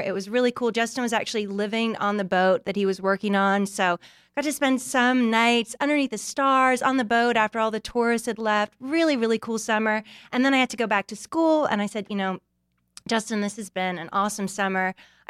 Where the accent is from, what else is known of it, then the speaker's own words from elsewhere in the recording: Bermuda; moved away as an adult; also born or lived in Canada; So I'm originally from Bermuda, born and raised.